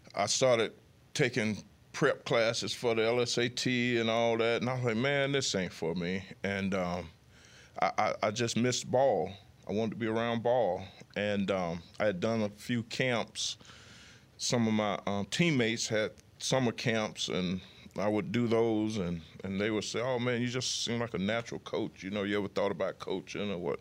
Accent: United States; moved away; my hometown is fifty miles away from Mobile

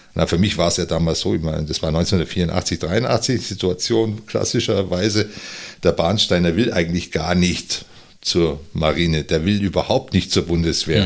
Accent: Unterallgäu, Bavaria, Germany; moved away as an adult; now in Northern Germany; ich bin im Unterallgäu aufgewachsen

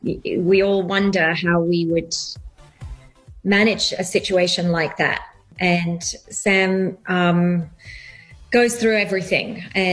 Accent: England, United Kingdom; also born or lived in Australia; now in United States; I have grown up in England, lived in Australia, and now a long time in America, and I do find my accent goes all over the place.

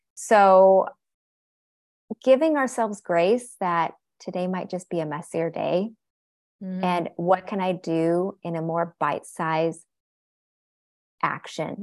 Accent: Seattle, Washington, United States; I was born here, born and raised in Seattle, Washington

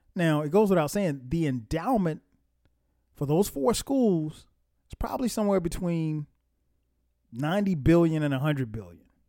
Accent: Florence, South Carolina, United States; I'm from Florence, South Carolina

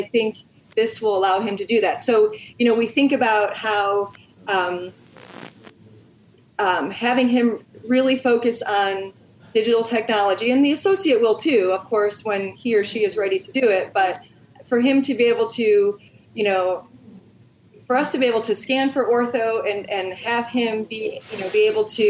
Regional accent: Ohio, United States; we're from Ohio

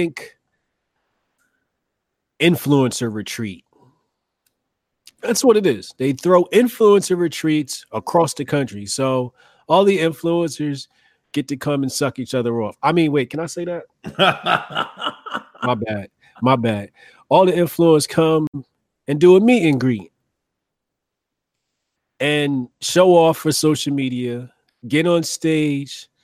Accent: United States; as American people

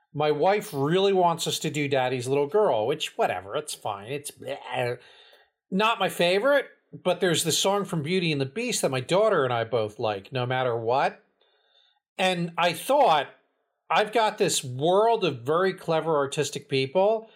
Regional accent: New Jersey, United States; accent: Jersey; we're from Jersey.

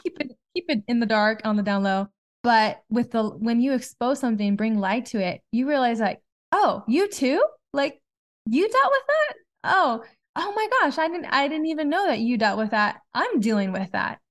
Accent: Southern California, United States; we're from Southern California

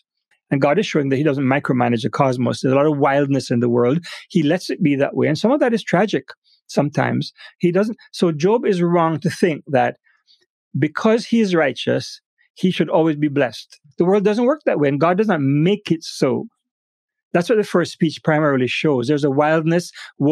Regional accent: Jamaica; moved away; back in Jamaica, my home country

